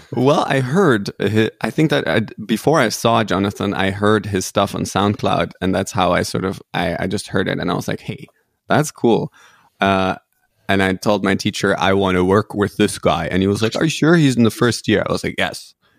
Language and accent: English; Netherlands; I'm originally Dutch, but also half German